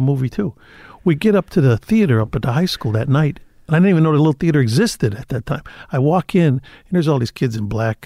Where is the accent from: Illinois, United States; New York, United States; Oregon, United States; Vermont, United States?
Illinois, United States; Chicago; also born or lived in Cicero, Illinois; I grew up on the west side of the city